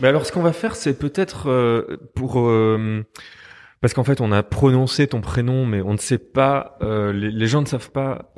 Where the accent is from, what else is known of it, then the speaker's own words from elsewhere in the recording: Liège, Wallonia, Belgium; moved away as an adult; now in Brussels, Belgium; je suis liégeois d'origine, mais je suis venu en 2000